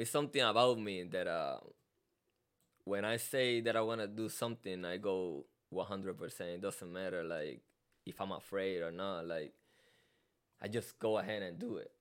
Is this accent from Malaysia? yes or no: no; Carolina, Puerto Rico; first language Spanish; English is a second language; moved away as an adult; now in United States; I'm from Puerto Rico, um, Carolina, Puerto Rico